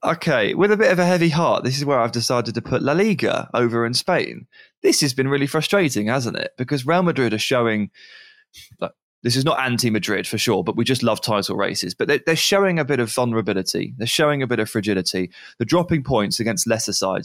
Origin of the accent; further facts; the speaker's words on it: England, United Kingdom; I'm English